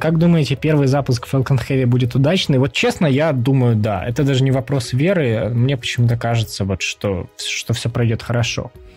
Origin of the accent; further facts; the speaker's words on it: Kyiv, Ukraine; moved away; из Киева, даже если быть точнее